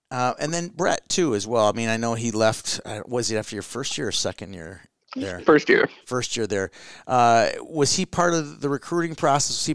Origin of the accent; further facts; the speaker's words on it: Hibbing, Minnesota, United States; You know, growing up in Hibbing, um, you know, you you had Scott